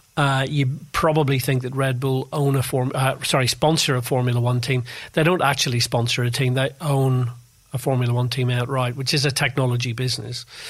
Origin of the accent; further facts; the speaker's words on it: Belfast, Northern Ireland, United Kingdom; moved away as an adult; also born or lived in London; So I come from Northern Ireland. I was born in Belfast. I went to university there